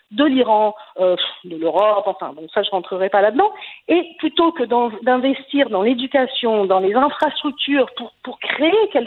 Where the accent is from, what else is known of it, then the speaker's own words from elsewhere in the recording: France; moved away as an adult; also born or lived in Quebec, Canada; now in Israel; Moi j'ai quitté la France, j'ai pas quitté le Québec, j'ai décidé de m'installer en Israël. C'était un, un, choix qui n'avait rien à voir avec une fuite, mais par contre la France, je l'ai quittée à cause de l'antisémitisme, parce que je ne me sentais plus chez moi